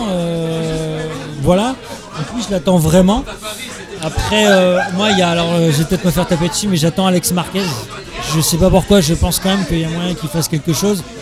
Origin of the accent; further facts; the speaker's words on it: Paris, Île-de-France, France; moi, tu sais, je suis un parisien.